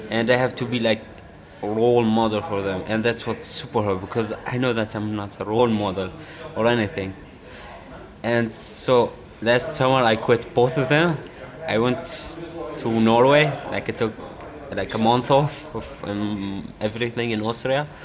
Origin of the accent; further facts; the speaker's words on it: Syria; also born or lived in Iraq; I was born in Iraq. It's my home country, but I don't feel even sick home for Iraq or Syria because in Syria I lived my majority because I grew up there with my family